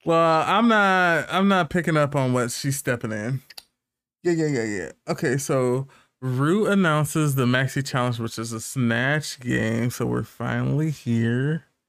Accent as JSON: {"language": "English", "country": "United States", "said": "I'm American, I say tan"}